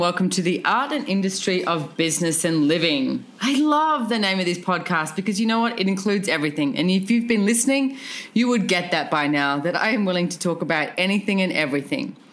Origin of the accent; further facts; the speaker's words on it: Australia; when we're all Australian, by the way, when we're in Australia